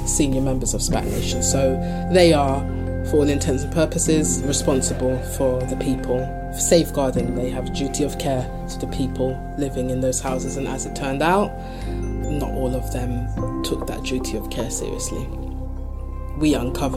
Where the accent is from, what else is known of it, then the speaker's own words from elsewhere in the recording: London, United Kingdom; where I come from, and you know, that's in the city, London, I grew up in Brixton